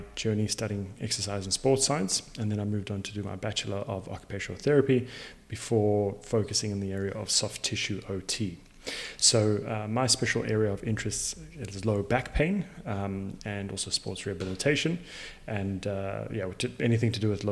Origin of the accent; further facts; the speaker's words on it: Zimbabwe; also born or lived in South Africa; now in Perth, Australia; I was born in Zimbabwe and raised in Zim as well as in South Africa before coming over to Australia